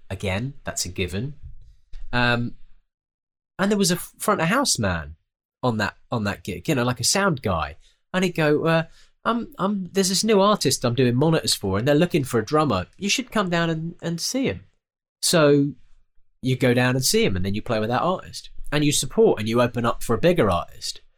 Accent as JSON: {"language": "English", "country": "United Kingdom", "said": "it's very different in the United Kingdom. We're very, uh, we're very British about it all"}